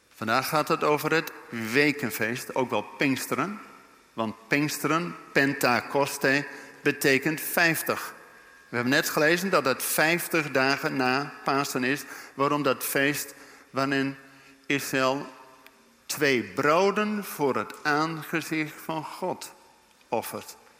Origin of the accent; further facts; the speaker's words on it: Netherlands; wij als Nederlanders